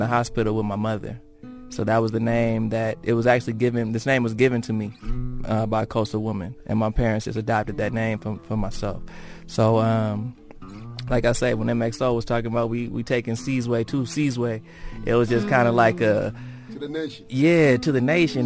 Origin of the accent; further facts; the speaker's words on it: Long Beach, California, United States; I was born in Long Beach, California